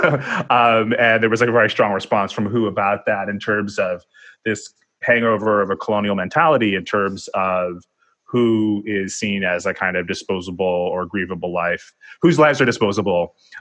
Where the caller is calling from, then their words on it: New York City, New York, United States; I'm speaking from New York City